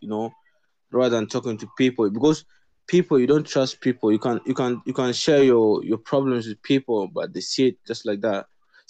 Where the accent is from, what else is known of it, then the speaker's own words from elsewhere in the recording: Kenya; I'm a Kenyan, South Sudanese. You know, I'm basing in Kenya right now.